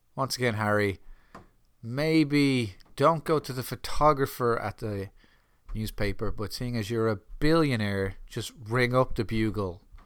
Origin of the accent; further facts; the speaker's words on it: Ireland; as an Irishman